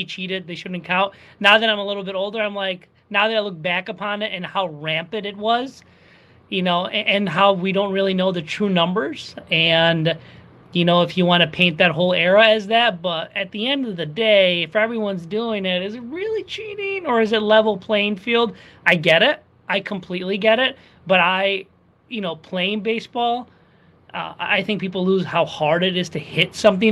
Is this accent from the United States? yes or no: yes; New York, United States; as a New Yorker